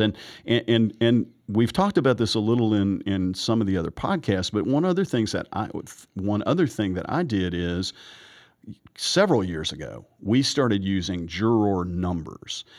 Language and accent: English; the South, Southern United States, United States; I'm a Southerner and I'm practicing in Georgia